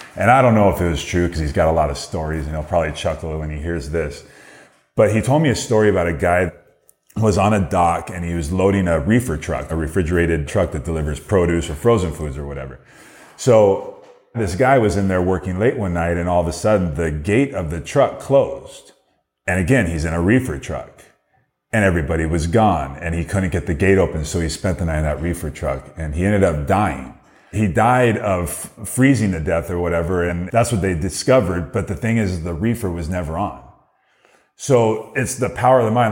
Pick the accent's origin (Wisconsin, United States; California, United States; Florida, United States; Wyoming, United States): California, United States; Downey; Downey is my hometown